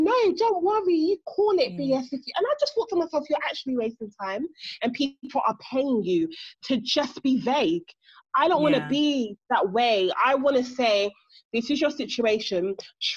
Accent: England, United Kingdom; I actually feel like I am the English version of you.

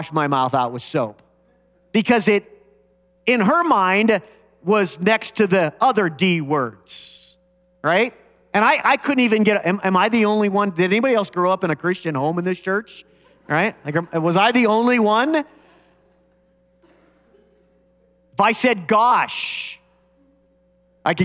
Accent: United States; growing up in America

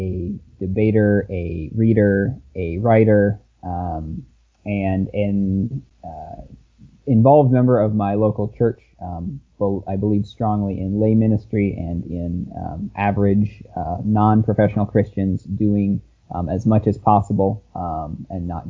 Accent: Wisconsin, United States; I am born and raised in the great state of Wisconsin

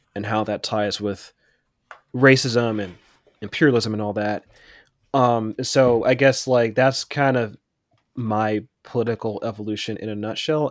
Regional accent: Pittsburgh, Pennsylvania, United States; where I grew up in Pittsburgh

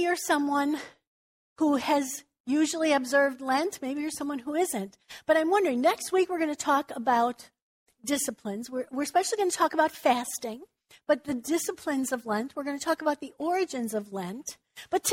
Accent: Chicago, Illinois, United States; we grew up in Chicago

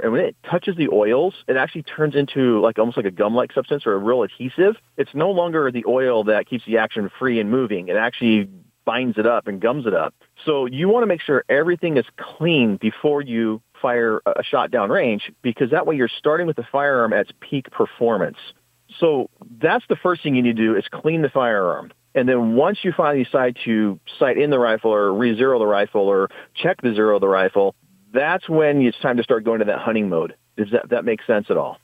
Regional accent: Washington, United States; Washington, uh, my home state

